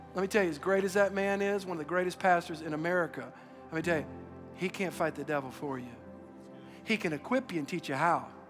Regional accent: Louisiana, United States; I'm from Louisiana. We're all Catholic

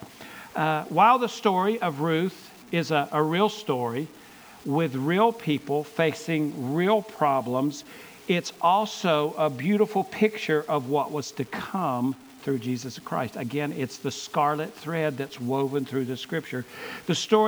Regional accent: Gaffney, South Carolina, United States; I grew up in Gaffney, South Carolina, so what, an hour and 15 minutes from here

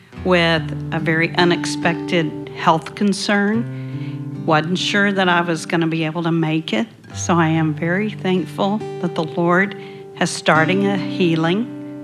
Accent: Texas, United States; I'm from Texas. I'm visiting family.

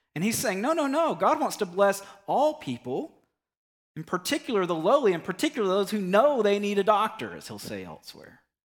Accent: United States; us as American Christians

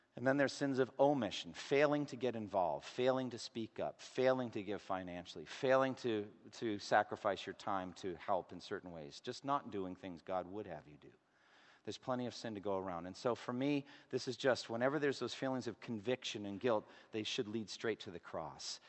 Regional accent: Boston, Massachusetts, United States; I'm from Boston

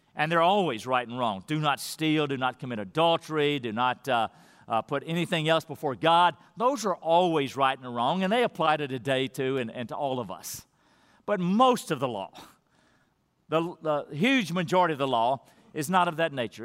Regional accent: Texas, United States; I was born here in America, and I'm an American citizen

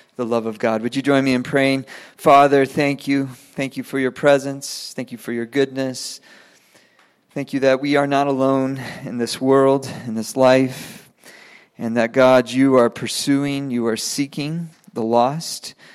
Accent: Venezuela; moved away; I grew up in Venezuela. I speak, I speak Spanish

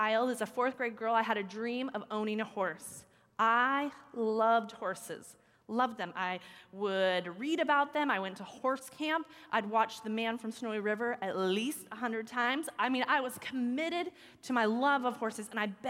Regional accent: United States; as an American Christian

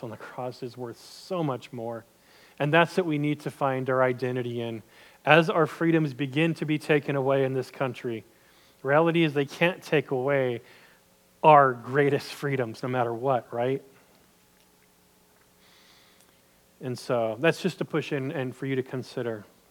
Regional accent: United States; I'm American, and don't get me wrong, I love being an American.

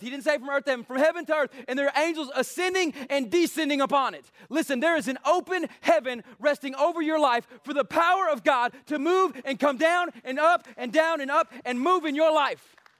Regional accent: East Texas, United States; we're East Texan

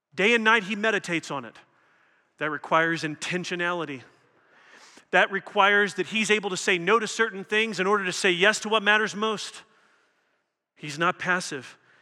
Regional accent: Louisville, Kentucky, United States; I come from Louisville, Kentucky

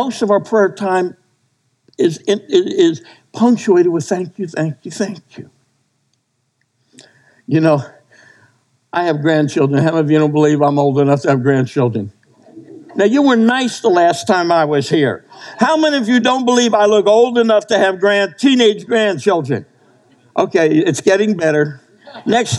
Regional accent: New Jersey, United States; moved away; I grew up in New Jersey.

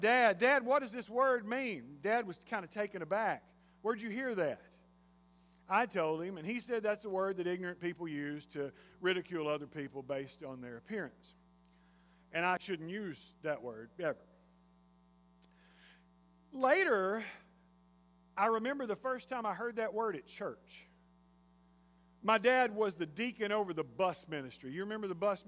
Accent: Jasper, Texas, United States; I grew up in Jasper, Texas

